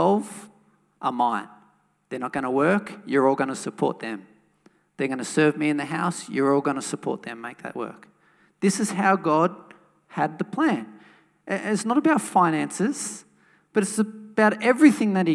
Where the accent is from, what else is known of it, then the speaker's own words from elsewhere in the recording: Wollongong, New South Wales, Australia; a church that I grew up in Wollongong.